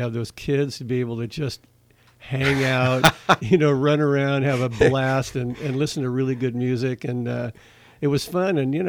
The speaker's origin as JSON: {"language": "English", "town": "Mill Valley", "region": "California", "country": "United States", "tie": "born or raised there", "also_born_or_lived": "Novato", "said": "I didn't grow up in Napa Valley, but I was born in Mill Valley."}